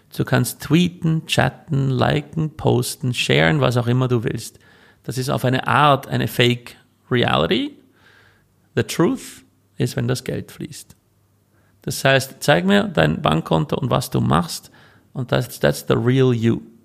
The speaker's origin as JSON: {"language": "German", "country": "Switzerland", "also_born_or_lived": "California, United States / Vienna, Austria", "moved": "as an adult", "lives_now": "Austria", "said": "ich bin ja eigentlich Schweizer, in die Schweiz zurück und dann meine Eltern besucht"}